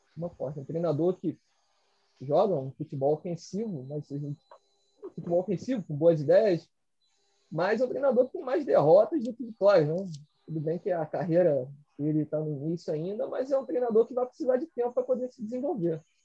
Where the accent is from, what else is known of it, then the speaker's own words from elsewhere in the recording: Rio de Janeiro, Brazil; eu que sou aqui do Rio